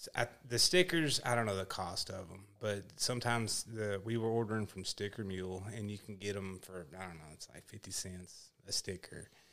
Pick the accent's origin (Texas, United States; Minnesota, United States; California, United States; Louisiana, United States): Texas, United States; I'm from Texas